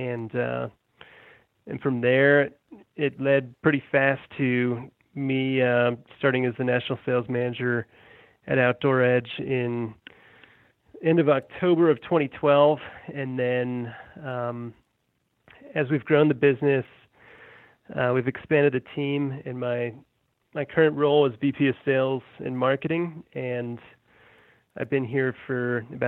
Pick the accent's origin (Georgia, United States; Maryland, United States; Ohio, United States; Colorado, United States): Colorado, United States; also born or lived in Massachusetts; So I've lived here for almost 22 years. I was born in Massachusetts, and my family's from New England. And my parents moved me and my brother out to Colorado when we were little kids